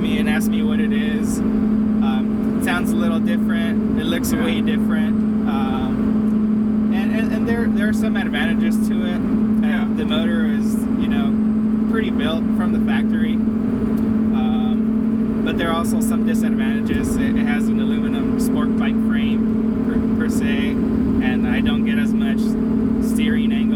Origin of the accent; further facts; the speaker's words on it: Norwalk, California, United States; I live in Norwalk, California. Born and raised there